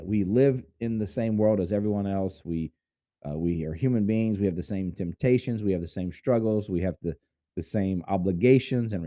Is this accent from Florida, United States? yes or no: no; Houston, Texas, United States; I was born in Houston